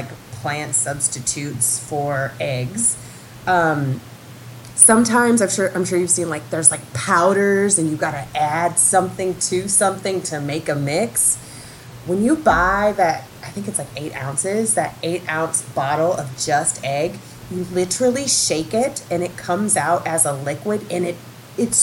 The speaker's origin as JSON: {"language": "English", "region": "Minnesota", "country": "United States", "also_born_or_lived": "New York", "moved": "yes", "lives_now": "Chicago, United States", "said": "I come from Minnesota where we eat no-name steaks every Sunday"}